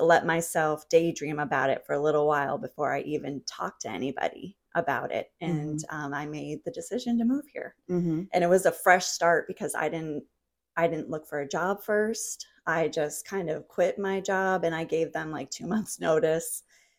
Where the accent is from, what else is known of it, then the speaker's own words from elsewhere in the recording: New England, United States; also born or lived in New Jersey; I'm from New England originally, mm-hmm. and then I was living in New Jersey for quite a while, almost 11 years